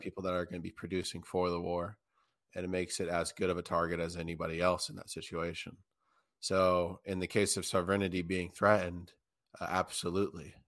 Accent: United States; as an American

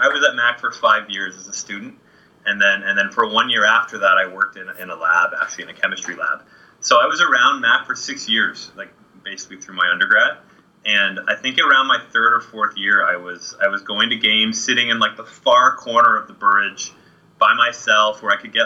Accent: Kitchener, Ontario, Canada; I grew up in Kitchener-Waterloo.

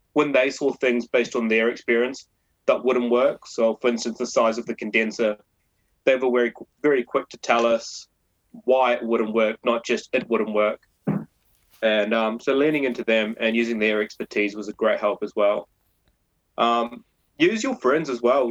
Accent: New Zealand; moved away as an adult; now in London, United Kingdom; I'm a Kiwi.

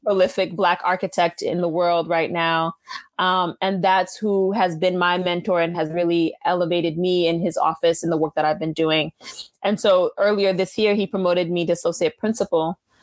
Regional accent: Haiti; first language Haitian Creole; English is a second language; moved away; I'm Haitian

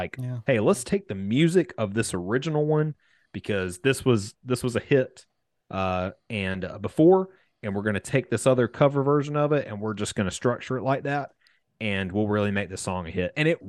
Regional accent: South Carolina, United States; I'm a hick from South Carolina

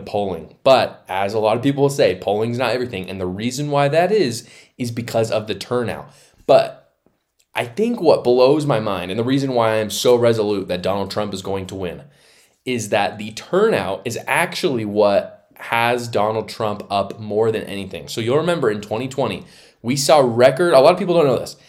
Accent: Utah, United States; here in my home state of Utah

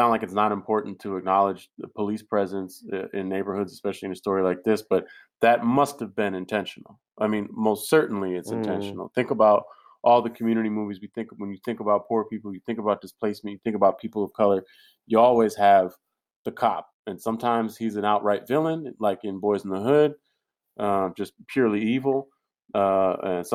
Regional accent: San Francisco, California, United States; I'm from San Francisco

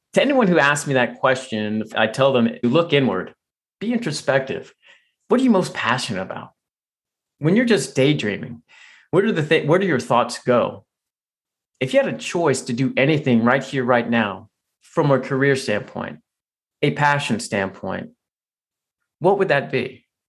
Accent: right outside Washington D.C., Virginia, United States; moved away; actually grew up in Virginia, right outside Washington D.C. I still consider it home.

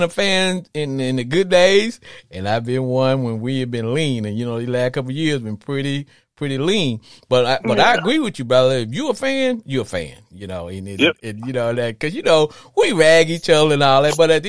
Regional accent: Arkansas, United States; I grew up in Arkansas.

